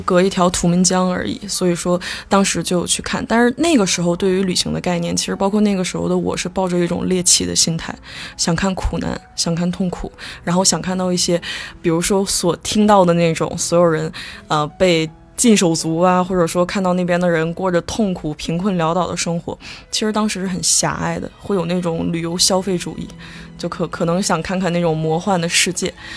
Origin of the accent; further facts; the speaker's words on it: Northeast China, China; also born or lived in Shenyang; 小的时候我是东北人